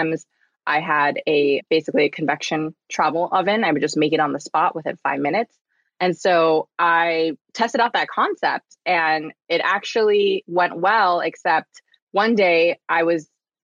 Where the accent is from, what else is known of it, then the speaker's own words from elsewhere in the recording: Southern California, United States; I grew up in Southern California